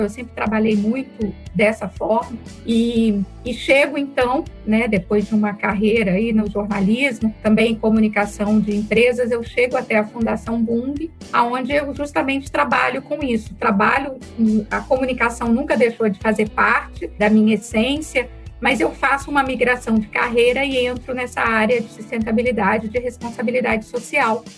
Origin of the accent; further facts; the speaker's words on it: São Marcos, interior of Espírito Santo, Brazil; accent: capixaba (often mistaken for mineiro); moved away; Eu sou capixaba, eu sou do interior do Espírito Santo, de um distrito chamado São Marcos, que eu tenho muito orgulho de ser dessa região. É uma comunidade de imigrantes de italianos que, como grande parte do, né, a maioria dos imigrantes italianos que vieram para o Brasil para poder recomeçar suas vidas. E eu nasci e me criei nessa pequena comunidade